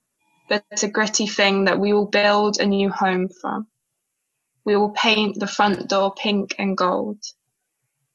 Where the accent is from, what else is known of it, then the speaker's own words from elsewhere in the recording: Cornwall, South West England, United Kingdom; I was born and raised on Cornish sand, far away from the Mangala hills of Islamabad.